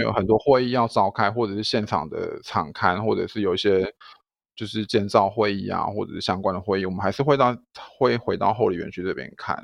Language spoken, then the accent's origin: Chinese; Taichung, Taiwan; also born or lived in Taipei / Kaohsiung; 我回台中的时候就是白天有，就是有一份工作，就是在医院，动物医院上班，然后晚上在肉品市场服务